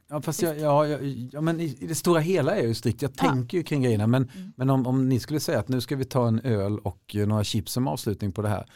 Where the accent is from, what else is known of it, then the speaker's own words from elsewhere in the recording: Småland, Sweden; jag kommer från Småland och där ska man verkligen klara sig själv och man ska helst kunna överleva på en, en sten och eventuellt en barkbit